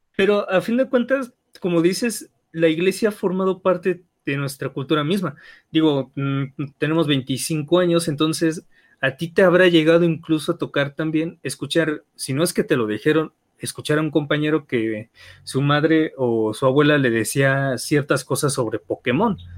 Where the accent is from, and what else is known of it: Mexico